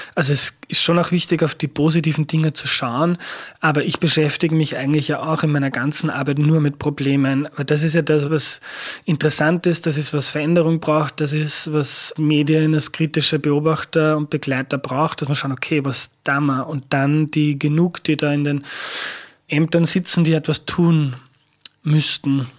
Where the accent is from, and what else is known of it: Upper Austria, Austria; born or raised there